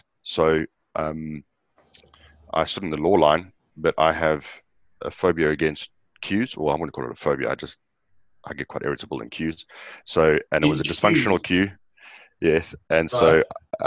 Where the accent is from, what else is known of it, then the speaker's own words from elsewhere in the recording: Johannesburg, Gauteng, South Africa; moved away; also born or lived in Natal Midlands; I was born in Johannesburg in South Africa. I grew up in the south of Johannesburg on a plot of land